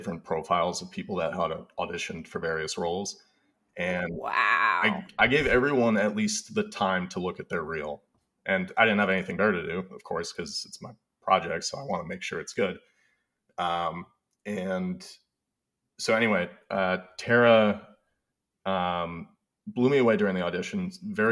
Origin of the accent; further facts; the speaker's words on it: Connecticut, United States; I grew up in Connecticut